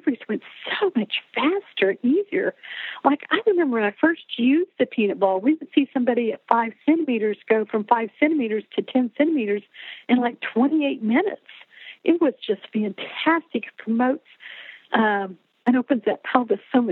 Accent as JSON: {"language": "English", "region": "Oklahoma", "country": "United States", "said": "I'm from Oklahoma"}